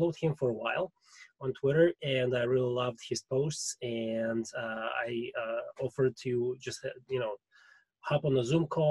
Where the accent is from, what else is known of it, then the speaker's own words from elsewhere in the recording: Russia; accent: Russian; English is a second language; My Russian accent totally sucks. I'm trying to get rid of it as much as I can